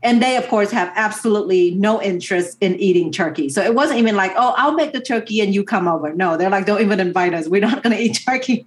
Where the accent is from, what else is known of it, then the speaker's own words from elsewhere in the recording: United States; my family moved to America 30 plus years ago